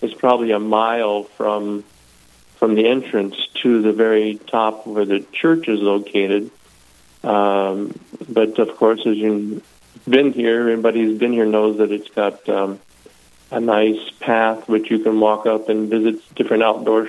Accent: Nebraska, United States; moved away as an adult; also born or lived in Massachusetts / Italy / Australia / Connecticut; now in La Crosse, United States; I'm originally from Nebraska

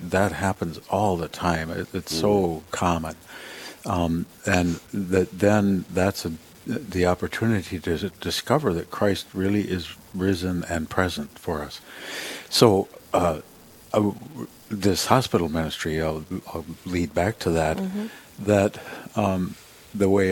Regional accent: Humboldt, South Dakota, United States; also born or lived in Sioux Falls; my mom and dad moved to Humboldt on a farm north of Humboldt where my dad had grown up, and I really called Humboldt my hometown.

